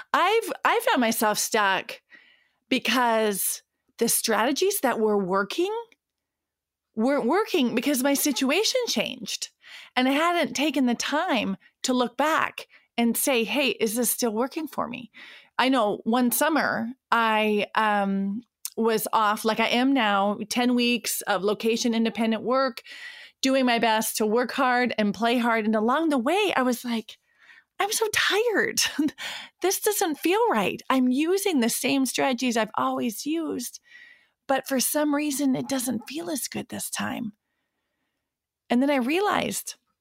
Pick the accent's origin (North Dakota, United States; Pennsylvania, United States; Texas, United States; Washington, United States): North Dakota, United States; Williston; moved away; recording from Williston, North Dakota, my hometown where I was born and raised